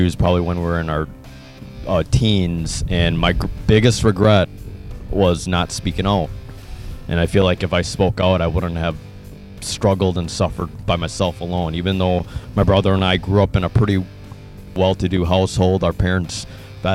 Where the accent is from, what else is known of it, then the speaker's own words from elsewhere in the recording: Hastings, Minnesota, United States; also born or lived in South Korea; Predominantly, Hastings, Minnesota has been very Caucasian. There was one Korean adoptee girl in our school